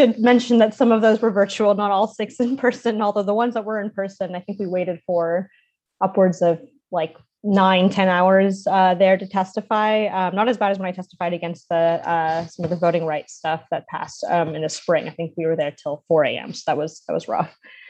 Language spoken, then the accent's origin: English; Austin, Texas, United States; I'm originally from Austin, grew up there.